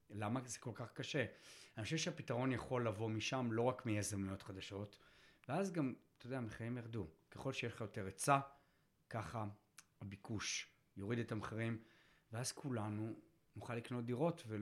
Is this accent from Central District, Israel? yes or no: no; Tel Aviv, Tel Aviv District, Israel; תל אביבי, אתה יודע, בעוונותיי, נולדתי שם, רגיל תל אביב